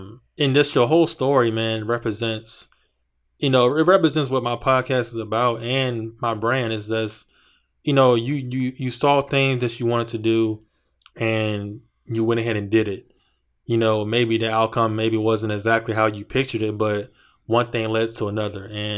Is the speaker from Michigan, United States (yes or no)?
no; Virginia, United States; Like, you're from Detroit, I'm from Virginia.